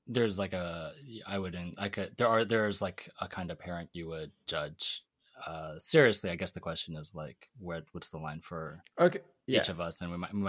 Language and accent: English; Seattle, Washington, United States; moved away; growing up in the Washington State suburbs